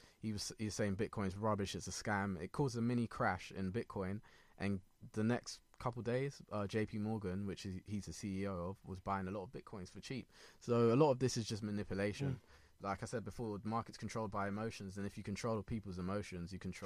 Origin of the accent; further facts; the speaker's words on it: Ghana; I'm Ghanaian.